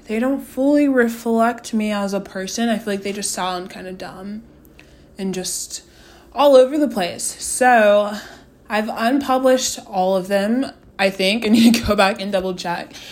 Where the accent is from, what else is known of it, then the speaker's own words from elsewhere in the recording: Austin, Texas, United States; moved away as an adult; now in Los Angeles, United States; I'm from Austin, Texas. Um, went to Austin High School